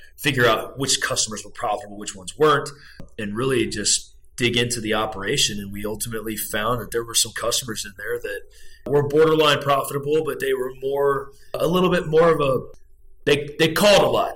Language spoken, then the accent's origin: English; Brownfield, Texas, United States; now in Dallas, United States; I grew up on a farm out in Brownfield, Texas